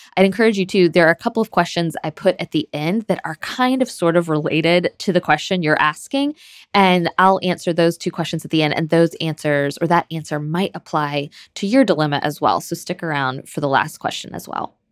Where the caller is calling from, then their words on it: Michigan, United States; I'm calling from Michigan.